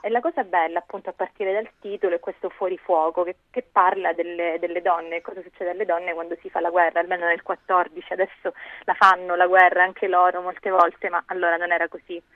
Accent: Sicily, Italy; moved away; come si evince anche dalla mia voce, sono nata dall'altra parte d'Italia, leggo molto spesso delle cose ambientate in Sicilia, anche se non vivo più là

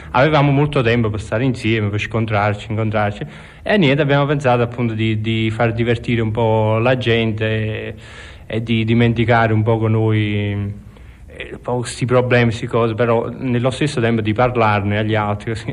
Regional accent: Naples, Campania, Italy; sono napoletano

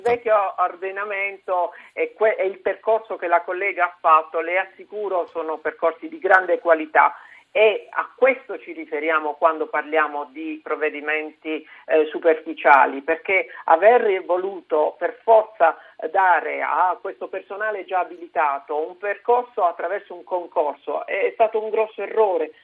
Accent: Apulia, Italy; io vengo dalla Puglia, sono una pugliese

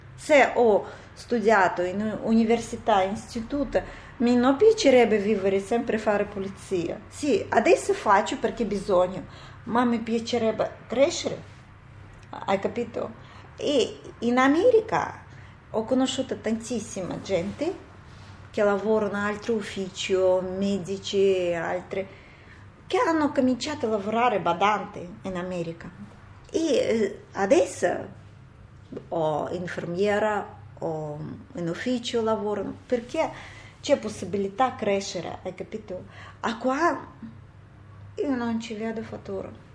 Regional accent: Uzbekistan; Italian is a second language; moved away as an adult; also born or lived in United States; now in Italy; sono da Uzbekistan

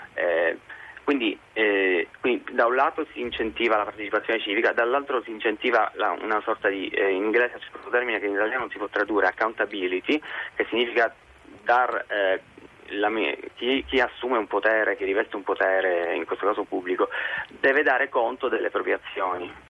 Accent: Italy; moved away; also born or lived in Dublin, Ireland / London, United Kingdom; ci tengo tantissimo al mio paese

